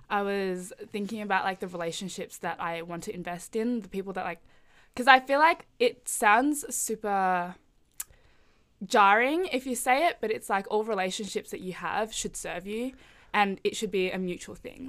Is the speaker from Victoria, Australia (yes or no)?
yes; Melbourne, Victoria, Australia; I am Indonesian Chinese, but grew up in Melbourne